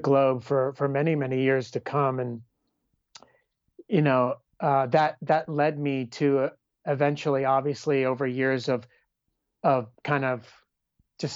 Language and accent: English; California, United States; me being from California